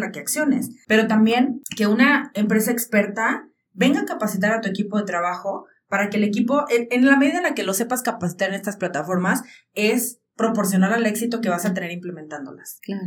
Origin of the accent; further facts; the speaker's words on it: Jalisco, Mexico; moved away as an adult; now in Aguascalientes, Mexico; yo cuando estaba a punto de salir de Jalisco, e irme a estudiar a Aguascalientes